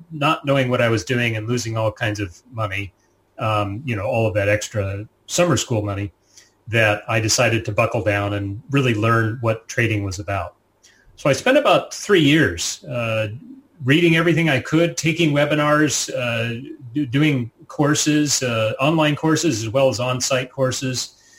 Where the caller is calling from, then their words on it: Virginia, United States; we live just outside of Washington, D.C., you know, capital city, um, and uh, in Northern Virginia, which is a, a set of suburbs just outside of the city.